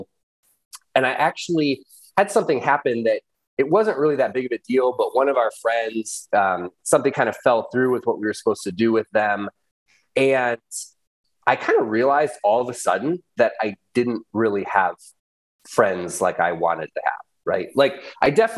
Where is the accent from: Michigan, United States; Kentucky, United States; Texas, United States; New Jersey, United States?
Michigan, United States; I grew up in Michigan on a farm, actually